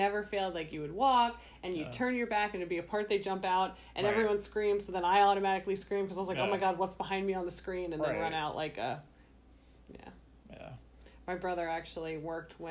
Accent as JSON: {"language": "English", "region": "Virginia", "country": "United States", "tie": "born or raised there", "moved": "yes", "said": "when I was growing up in Virginia"}